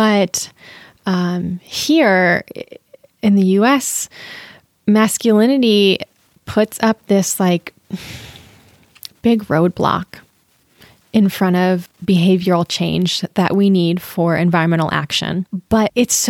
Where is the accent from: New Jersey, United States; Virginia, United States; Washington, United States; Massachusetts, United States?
Washington, United States; Lakewood; also born or lived in Queen Anne, Seattle; now in Seattle, United States; I grew up in Lakewood, just south of Tacoma